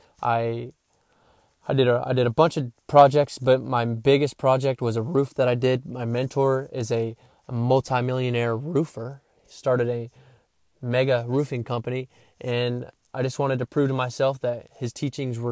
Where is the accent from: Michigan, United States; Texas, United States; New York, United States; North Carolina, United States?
North Carolina, United States; Henderson; also born or lived in Titusville, Pennsylvania; where I was born in Titusville, Pennsylvania, to where I live now, Henderson, North Carolina, since I was 5